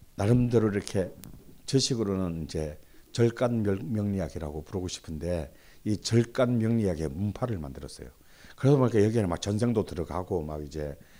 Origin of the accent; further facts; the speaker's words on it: Busan, South Korea; 특히 제 고향 부산에